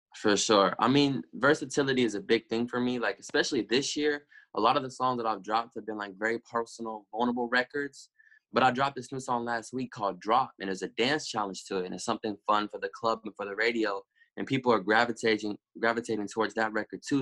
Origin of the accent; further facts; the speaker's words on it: Little Rock, Arkansas, United States; also born or lived in Denton, Texas; I was born in Denton, but when I was six months old, I moved to Little Rock